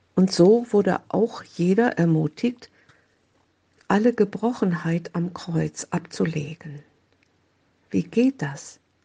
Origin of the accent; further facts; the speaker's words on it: Oldenburg, Lower Saxony, Germany; in Oldenburg, meine Heimatstadt